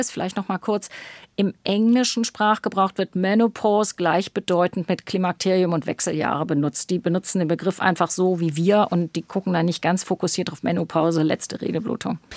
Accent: Northern Germany, Germany; Ich komme ja aus dem Norden, ich bin ja eigentlich mit meiner Praxis in Hamburg angesiedelt und im Norden gibt es Ebbe und Flut.

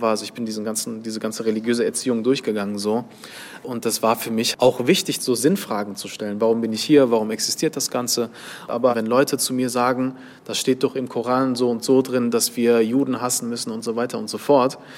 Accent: Duisburg, North Rhine-Westphalia, Germany; Ja, ich bin halt in Duisburg im Dichterviertel aufgewachsen, in Obermarxloh.

